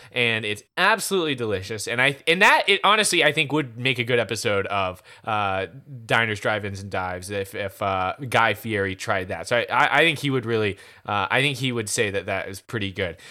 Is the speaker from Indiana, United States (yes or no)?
no; Easley, South Carolina, United States; also born or lived in Powdersville, South Carolina; It's in Powdersville, South Carolina, uh, which is basically my hometown. I'm from Easley, but Powdersville and Easley are basically the same place